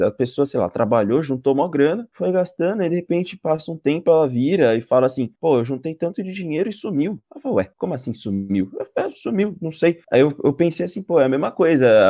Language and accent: Portuguese; Brazil; eu sou brasileiro